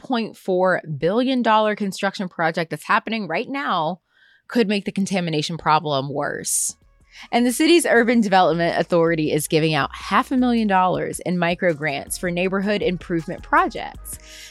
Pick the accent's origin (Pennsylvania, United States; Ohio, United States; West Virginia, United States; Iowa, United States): Pennsylvania, United States; Pittsburgh; accent: Pittsburgh; just my Pittsburgh accent